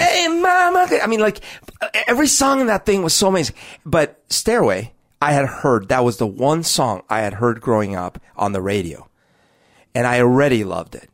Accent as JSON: {"language": "English", "country": "Colombia", "tie": "born or raised there", "moved": "yes", "lives_now": "Seattle, United States", "said": "when I was growing up in Colombia"}